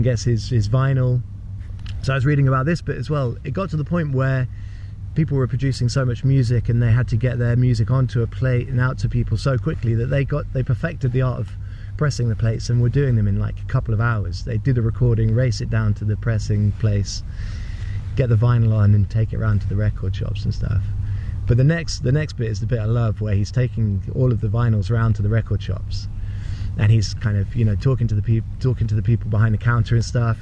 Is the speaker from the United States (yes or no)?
no; United Kingdom; in Britain we're reserved